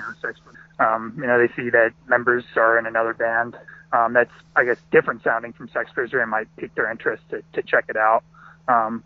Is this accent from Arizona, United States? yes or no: yes; Tucson, Arizona, United States; also born or lived in Southern California; I'm originally from Southern California, but I've pretty much been in Tucson my whole life. I moved here when I was really young